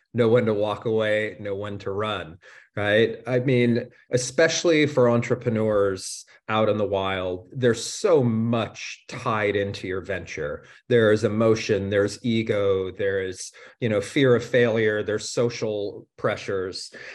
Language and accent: English; United States; now in Germany; as an American living in, in Germany